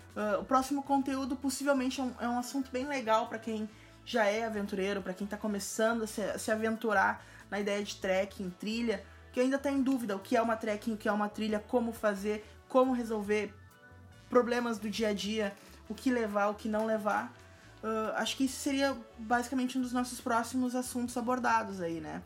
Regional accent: Porto Alegre, Rio Grande do Sul, Brazil; eu sou de Porto Alegre

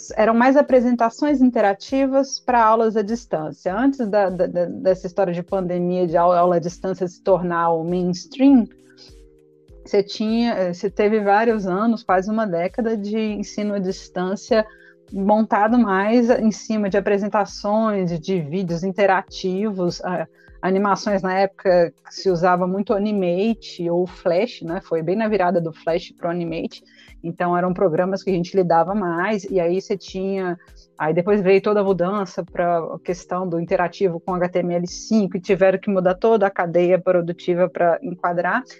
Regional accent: Belo Horizonte, Minas Gerais, Brazil; aqui em BH, de onde eu sou

